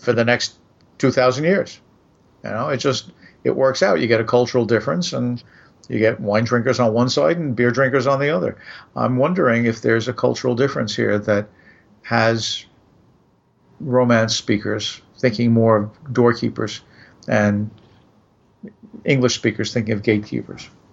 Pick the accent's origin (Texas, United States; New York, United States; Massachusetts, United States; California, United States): New York, United States; moved away as an adult; also born or lived in Midwest; growing up in New York